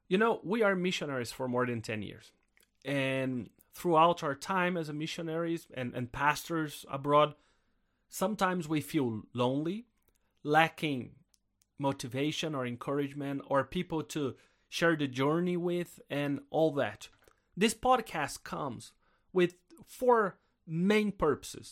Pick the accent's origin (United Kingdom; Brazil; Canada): Brazil; South Brazil; I'm Brazilian. And I grew up in Brazil, in South Brazil